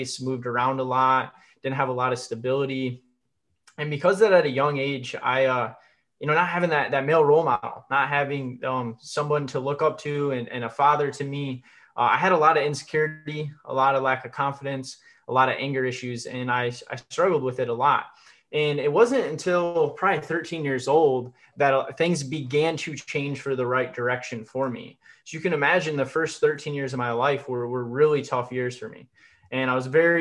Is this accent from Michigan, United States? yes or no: yes; Michigan, United States; I was born in Michigan